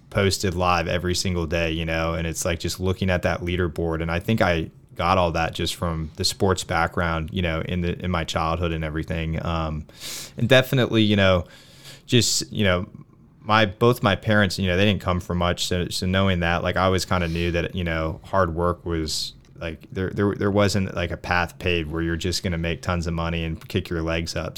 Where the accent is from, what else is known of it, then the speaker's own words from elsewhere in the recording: Olean, New York, United States; moved away as an adult; now in Pittsburgh, United States; I went to work for a, um, a bank out of, uh, my hometown in New York